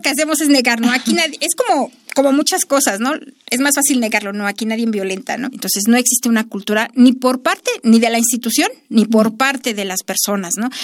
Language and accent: Spanish; Mexico